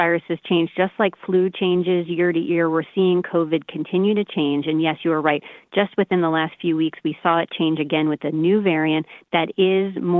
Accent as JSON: {"language": "English", "town": "Baldwin", "region": "New York", "country": "United States", "tie": "born or raised there", "moved": "yes", "said": "from Baldwin, went to Baldwin High School. My parents still live in Baldwin on Long Island"}